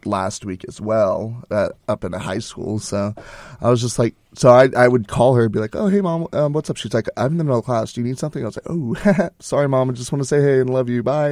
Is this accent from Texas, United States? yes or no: yes; Houston, Texas, United States; moved away as an adult; I'm from Houston